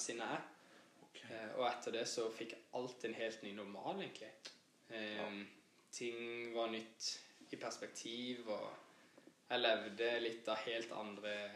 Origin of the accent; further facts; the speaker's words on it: Kristiansand, Agder, Norway; født og oppvokst på Gimlekollen i Kristiansand